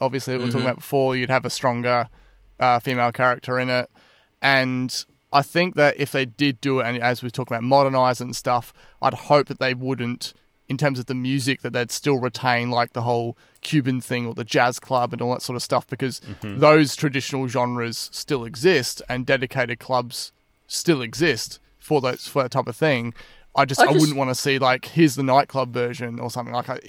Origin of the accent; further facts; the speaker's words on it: Australia; particularly growing up in Australia, I think we're